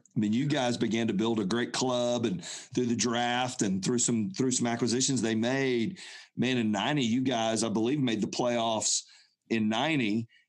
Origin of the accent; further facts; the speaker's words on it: Atlanta, Georgia, United States; I grew up in Atlanta